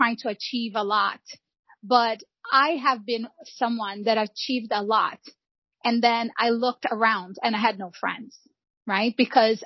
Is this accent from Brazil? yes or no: yes; Rio de Janeiro, Brazil; also born or lived in São João de Meriti; now in United States; I was born and raised in Rio de Janeiro